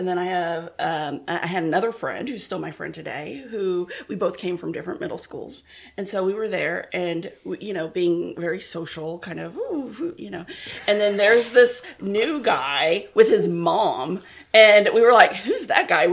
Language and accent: English; Round Rock, Texas, United States; also born or lived in Central Illinois; I was born in Central Illinois, and then we moved to Round Rock